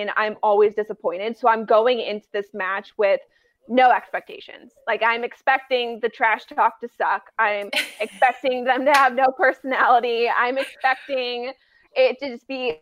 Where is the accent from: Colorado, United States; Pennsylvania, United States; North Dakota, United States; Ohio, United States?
Colorado, United States; I was born in Colorado